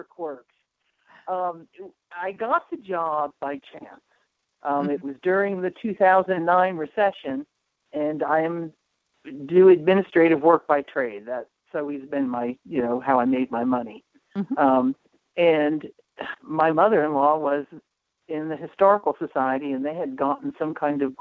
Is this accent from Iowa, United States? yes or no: no; Matawan, New Jersey, United States; moved away as an adult; now in Chester, United States; Mattawan, my hometown